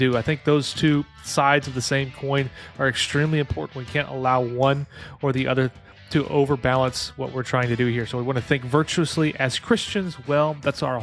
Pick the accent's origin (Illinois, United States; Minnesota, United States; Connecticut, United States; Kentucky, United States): Illinois, United States; now in North Carolina, United States; I grew up in Illinois, but not near Chicagoland